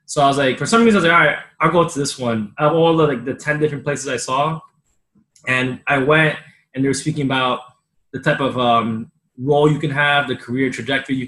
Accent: Union City, New Jersey, United States; I grew up in Union City, New Jersey.

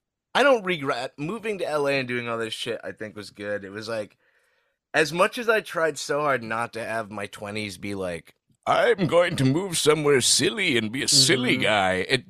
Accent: Saudi Arabia; I grew up in Saudi, but like twice a year we would go to the States for like 2 weeks at a time.

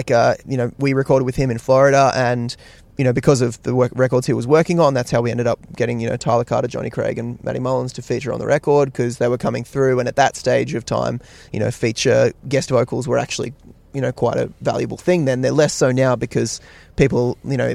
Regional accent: Australia

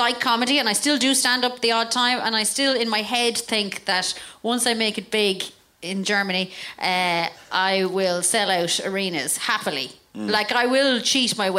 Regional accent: Roscommon, Connacht, Ireland; moved away; So I grew up in Roscommon

